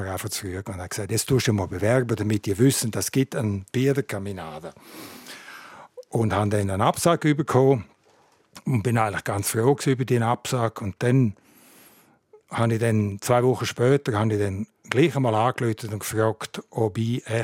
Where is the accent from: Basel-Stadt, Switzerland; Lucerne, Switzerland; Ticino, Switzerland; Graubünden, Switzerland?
Graubünden, Switzerland; Und ich bin in Nilans aufgewachsen und habe Kindergarten alle Schulen auf Deutsch gemacht.